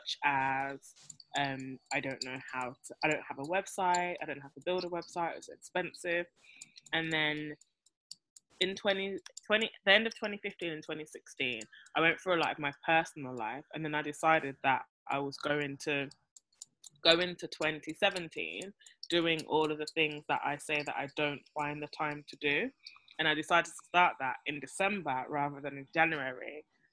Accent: Birmingham, West Midlands, United Kingdom; also born or lived in Kent / London; now in Nevis, Saint Kitts and Nevis; I am from England originally, Birmingham more specifically.

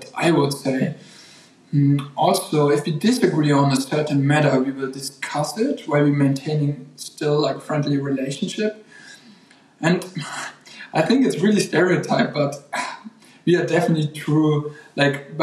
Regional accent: Germany; from Germany

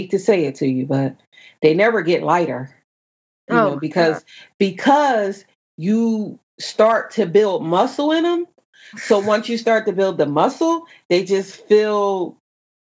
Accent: New Jersey, United States; moved away as an adult; also born or lived in Northern Virginia; now in Virginia, United States; I'm from New Jersey.

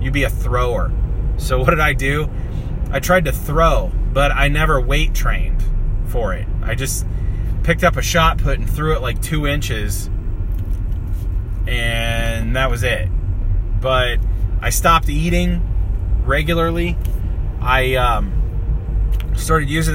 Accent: Kansas, United States; moved away; also born or lived in northern Minnesota; I'm from Kansas, and we call it casserole

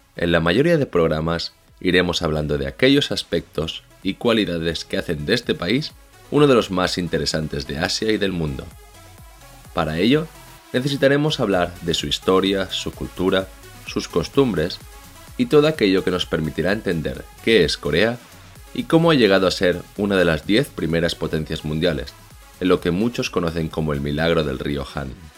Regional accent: Barcelona, Catalonia, Spain; moved away as an adult; now in South Korea; soy de Barcelona y llevo desde el 2014 en este país

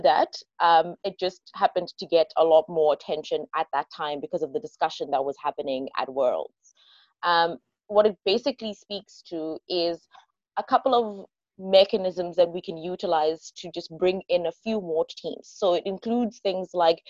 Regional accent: South Africa; I am a South African debater.

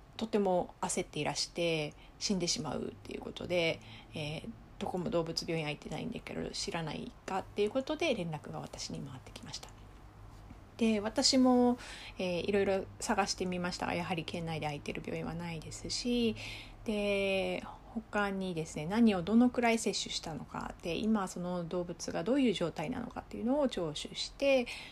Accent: Japan; now in Okinawa, Japan; 私は内地出身

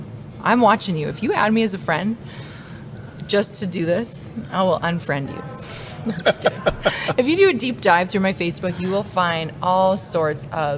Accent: Lloydminster, Canada; So I grew up in Lloydminster, born and raised.

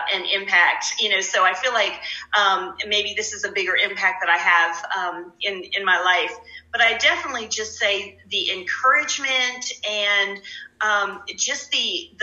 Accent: Delaware, United States; moved away as an adult; I'm from Delaware

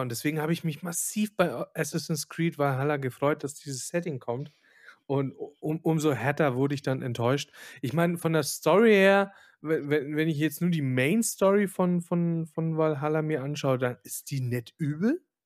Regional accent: Silesian Voivodeship, Poland; moved away; ich bin ja selber Pole

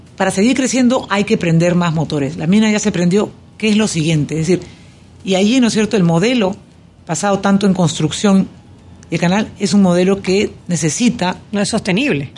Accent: Peru; now in Panama; Yo como peruana

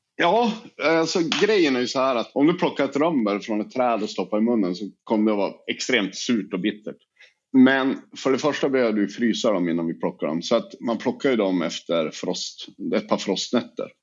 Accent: Sweden; vi i Sverige

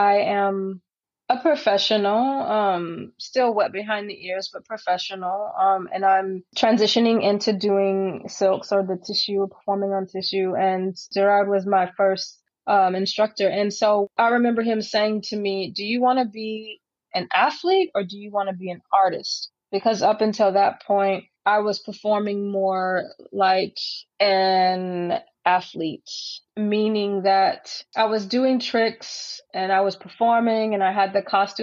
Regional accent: San Francisco, California, United States; circus was a normal part of growing up in San Francisco

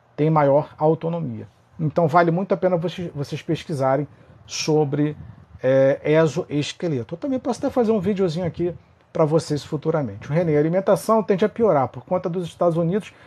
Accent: Rio de Janeiro, Brazil; sou do Rio de Janeiro, sou do Rio

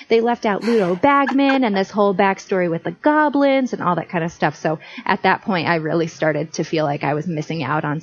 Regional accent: Florida, United States; now in Boston, United States; I live in Boston, although I am from Florida. I now say I'm from Boston

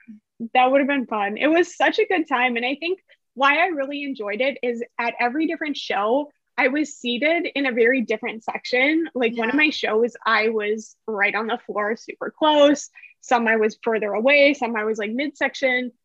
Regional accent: Milwaukee, Wisconsin, United States; my hometown, which is Milwaukee

